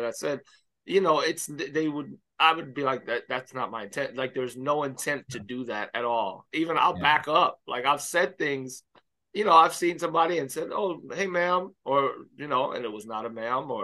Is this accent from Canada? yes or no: no; Miami, Florida, United States; I grew up in Miami Baptist Church.